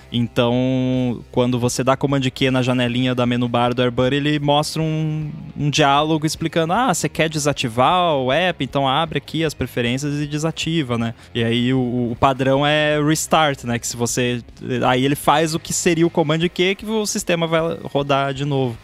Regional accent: Rio Grande do Sul, Brazil; moved away; also born or lived in Canada; só eu ali do Rio Grande do Sul

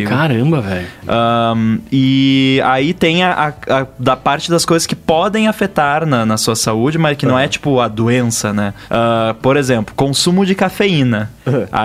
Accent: Rio Grande do Sul, Brazil; moved away; mora numa cidade próxima da cidade onde eu morava no Rio Grande do Sul. Nossa. Onde eu é. nasci e tudo

